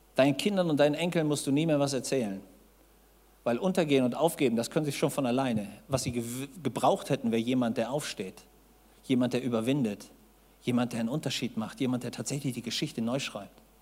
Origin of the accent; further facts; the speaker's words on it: Hamburg, Germany; Ich saß als Junge in Hamburg